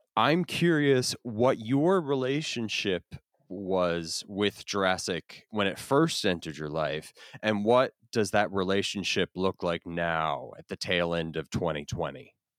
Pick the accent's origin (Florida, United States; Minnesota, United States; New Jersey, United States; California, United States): Florida, United States; I grew up in Florida